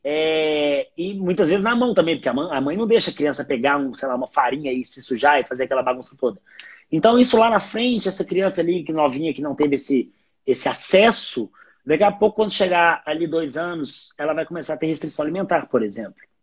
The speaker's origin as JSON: {"language": "Portuguese", "region": "Minas Gerais", "country": "Brazil", "said": "eu, como um bom mineiro"}